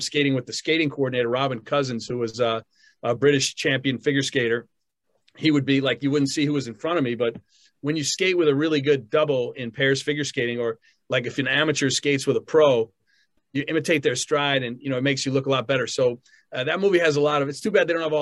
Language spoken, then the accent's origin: English; Long Island, New York, United States; also born or lived in Manhattan; I'm from Long Island